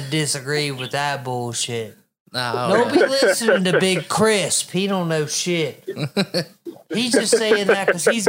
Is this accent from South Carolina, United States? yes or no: yes; South Carolina, United States; moved away; I'm from South Carolina, or oh, I lived in South Carolina, like, oh, did you live in Myrtle Beach or Charleston? No. Motherfucker, no, I did not live there. I lived in the upstate.